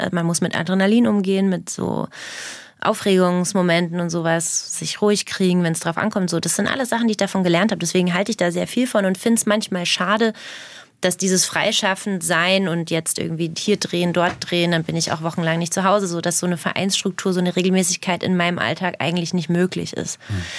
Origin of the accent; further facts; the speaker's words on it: Herzogenaurach, Bavaria, Germany; accent: Franconian; moved away; also born or lived in Berlin; meinen eigenen Dialekt Fränkisch